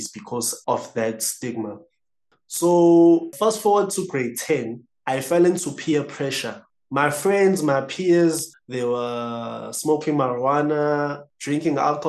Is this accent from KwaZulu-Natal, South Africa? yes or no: yes; Howick, KwaZulu-Natal, South Africa; I'm from Howick